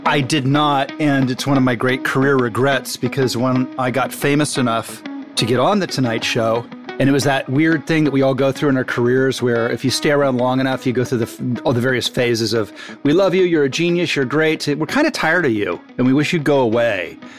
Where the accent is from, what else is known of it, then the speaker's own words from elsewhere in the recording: Malibu, California, United States; I grew up on Point Doom and Malibu